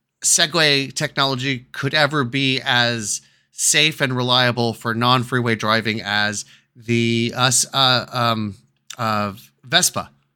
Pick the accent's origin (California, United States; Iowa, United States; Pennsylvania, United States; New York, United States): New York, United States; Bronx; Yeah, I'm from the Bronx.